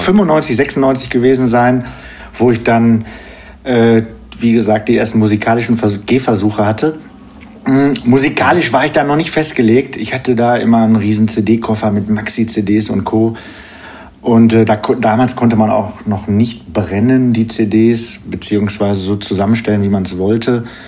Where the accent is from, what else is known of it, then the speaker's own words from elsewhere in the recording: Geseke, North Rhine-Westphalia, Germany; now in Paderborn, Germany; komme aus Paderborn, gebürtig aus Störmede, ist bei Geseke